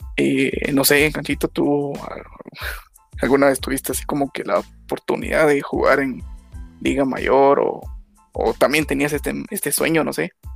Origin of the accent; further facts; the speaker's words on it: Guatemala; nosotros como guatemaltecos